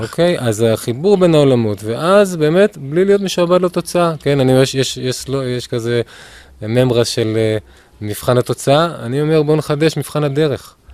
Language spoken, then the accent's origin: Hebrew; Ramat Efal, Tel Aviv District, Israel; גדלתי ברמת אפעל